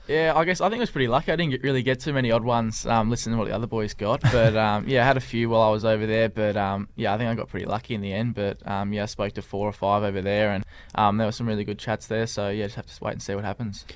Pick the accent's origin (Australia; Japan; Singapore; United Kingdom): Australia; Clarence, Tasmania; growing up around the Clarence Footy Club